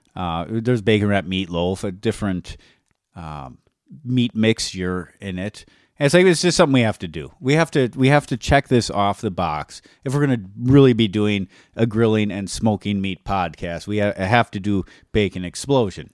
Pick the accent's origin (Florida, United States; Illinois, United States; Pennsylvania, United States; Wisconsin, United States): Wisconsin, United States; we're from Wisconsin